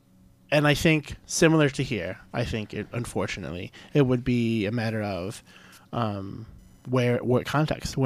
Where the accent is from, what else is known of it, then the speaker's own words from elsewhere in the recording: St. Louis, Missouri, United States; moved away; my hometown, St. Louis, was rated, like, the most dangerous city in the nation